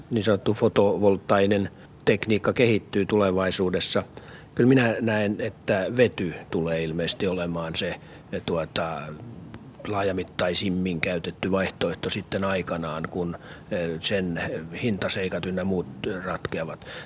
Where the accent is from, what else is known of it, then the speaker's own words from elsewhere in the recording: Turkey; Finnish is a second language; moved away as an adult; now in Finland; Mine kaks vota kolme kuukautta oli tulin Turkista.